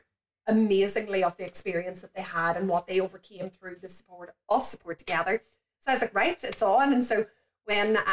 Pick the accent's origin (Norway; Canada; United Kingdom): United Kingdom; County Tyrone, Northern Ireland; moved away as an adult; also born or lived in Australia; I grew up in County Tyrone